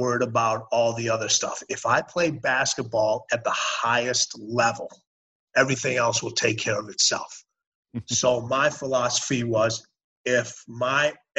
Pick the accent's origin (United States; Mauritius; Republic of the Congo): United States; Chicago, Illinois; moved away; also born or lived in Los Angeles / Houston / Washington DC / Birmingham; I grew up in Chicago. I went to elementary school, high school, mm-hmm. played college basketball in Chicago